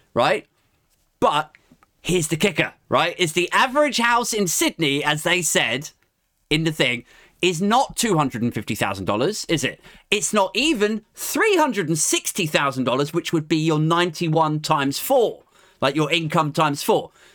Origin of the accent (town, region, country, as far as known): United Kingdom